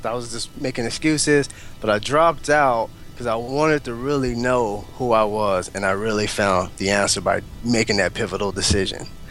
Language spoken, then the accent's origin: English; Altus, Oklahoma, United States; moved away as an adult; also born or lived in Lawton, Oklahoma / Alaska; now in Oklahoma City, United States; I was raised in Altus, and from Altus, I traveled to Lawton